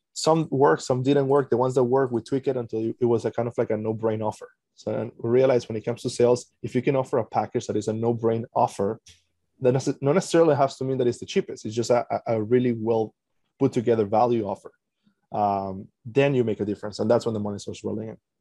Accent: Venezuela; now in Canada; I'm originally from Venezuela, live in Canada

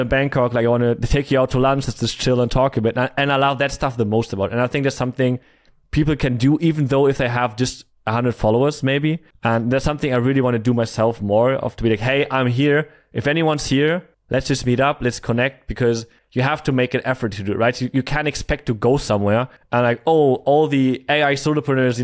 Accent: Germany; moved away; also born or lived in Thailand / Cyprus; I'm from Germany

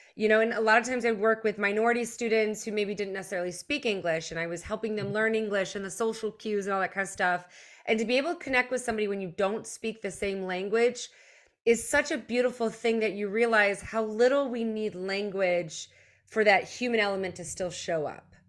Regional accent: United States; also born or lived in Germany; moved here in elementary school

